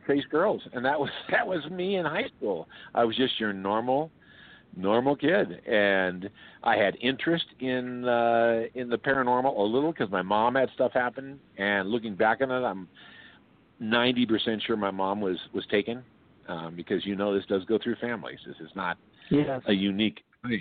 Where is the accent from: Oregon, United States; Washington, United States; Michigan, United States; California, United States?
California, United States; Oakland; I grew up in East Oakland.